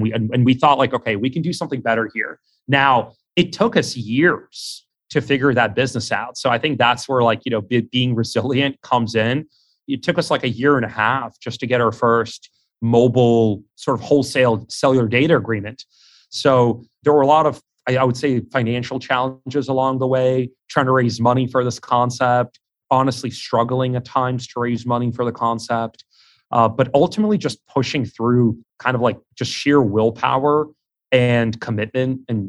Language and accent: English; Queens, New York, United States; growing up in Queens, you know, deli owners, jewelers, like people that own their own like lending operations, all sorts of different businesses.